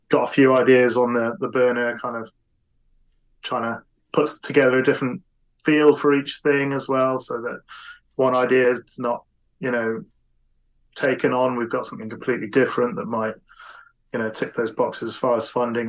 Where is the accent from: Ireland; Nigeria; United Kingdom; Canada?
United Kingdom; I'm British